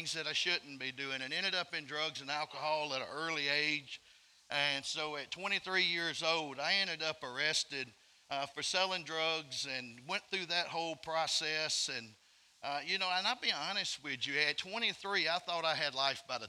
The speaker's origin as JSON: {"language": "English", "region": "Alabama", "country": "United States", "said": "I'm from Alabama. I'm not from Mississippi"}